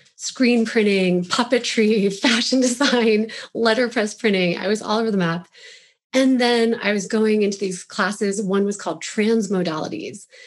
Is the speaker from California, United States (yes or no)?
no; Roaring Fork Valley, Colorado, United States; also born or lived in Pennsylvania / Chicago; I grew up in the Longfork Valley by Aspen and Snowmass